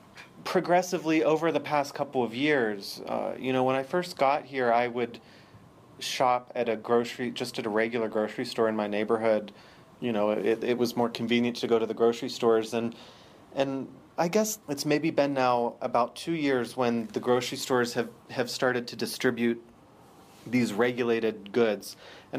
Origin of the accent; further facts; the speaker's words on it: Pennsylvania, United States; Oh, no, I'm from the U.S. I'm from Pennsylvania.